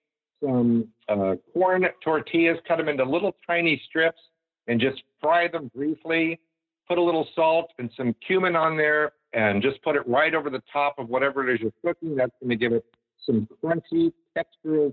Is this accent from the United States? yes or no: yes; the South, United States; I grew up in the South